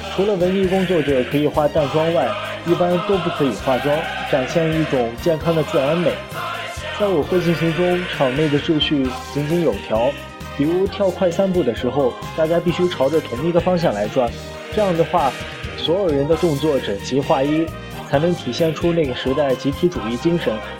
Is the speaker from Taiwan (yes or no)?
no; China; 我们中国人